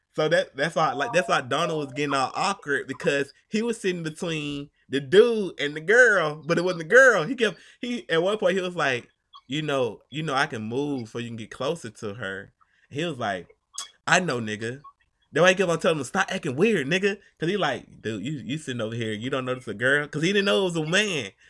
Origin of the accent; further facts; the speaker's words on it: Atlanta, Georgia, United States; accent: Atlanta; I'm from Georgia, from Atlanta